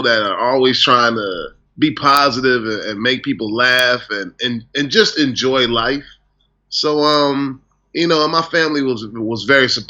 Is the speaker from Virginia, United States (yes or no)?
yes; Newport News, Virginia, United States; moved away as an adult; also born or lived in Oakland, California; now in Los Angeles, United States; in my hometown of Virginia, there weren't really any comedy clubs.